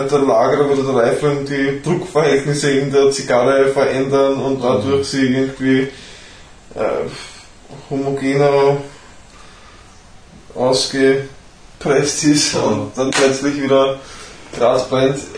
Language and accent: German; Austria; die ja für mich als Österreicher nicht in Frage kommt